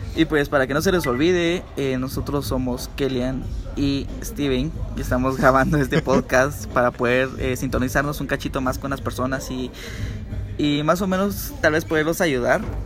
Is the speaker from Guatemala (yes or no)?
yes; Guatemala; como chapines